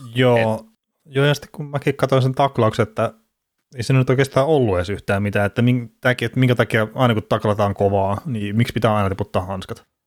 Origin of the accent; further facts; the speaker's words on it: Varkaus, North Savo, Finland; mä oon Varkaudesta itse kotoisin